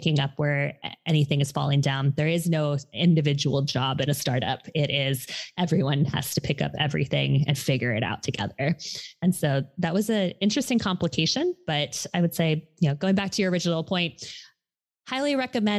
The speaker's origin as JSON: {"language": "English", "region": "Hawaii", "country": "United States", "moved": "yes", "said": "I am originally from Hawaii, and I had gone home to help my mother"}